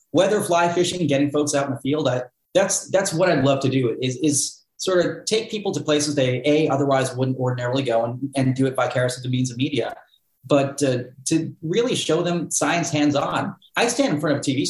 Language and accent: English; Cape Cod, Massachusetts, United States; moved away as an adult; where I grew up on Cape Cod